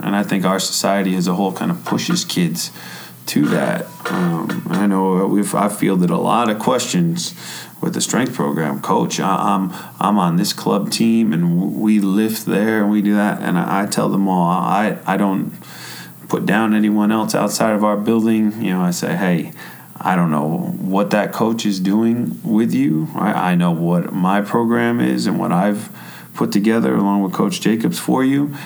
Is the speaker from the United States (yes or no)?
yes; New York, United States; also born or lived in North Carolina; now in Michigan, United States; I grew up in New York